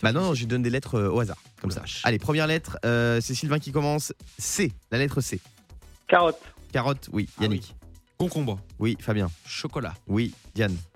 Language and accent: French; Bas-Rhin, Grand Est, France; also born or lived in Nice; moi, je suis du Bas-Rhin